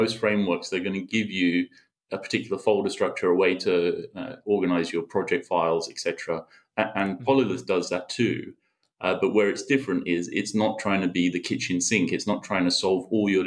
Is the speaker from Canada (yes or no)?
no; United Kingdom; moved away; I'm originally from the UK